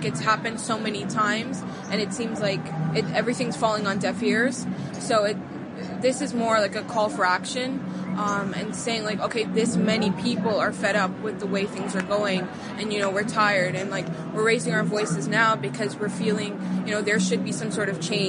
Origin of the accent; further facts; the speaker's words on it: Florida, United States; I'm from South Florida as well, and I'm 18 years old.